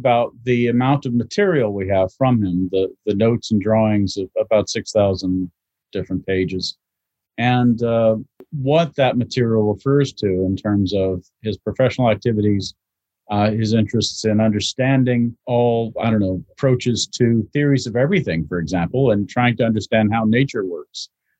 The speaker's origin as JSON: {"language": "English", "town": "Louisville", "region": "Kentucky", "country": "United States", "also_born_or_lived": "Maryland", "lives_now": "London, United Kingdom", "said": "I'm from the Midwest, from two places, from Maryland and Louisville, Kentucky."}